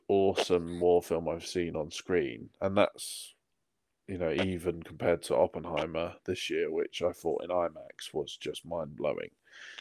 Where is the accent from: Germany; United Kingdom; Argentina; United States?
United Kingdom; I'm too British